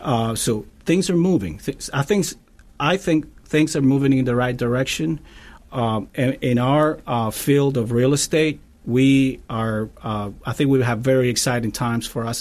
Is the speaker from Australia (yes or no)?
no; Cuba; moved away as an adult; now in Tampa, United States; I'm originally from Cuba, and I've been in the, in the States, uh, for twenty years.